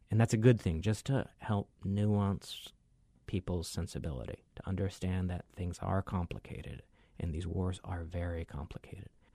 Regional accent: Michigan, United States; moved away as an adult; now in Honolulu, United States; I grew up in Michigan

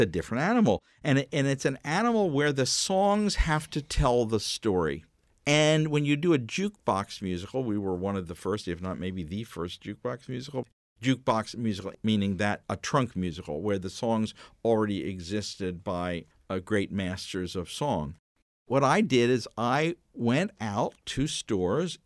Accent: York, Pennsylvania, United States; I was growing up in York, Pennsylvania, little York in the Amish country

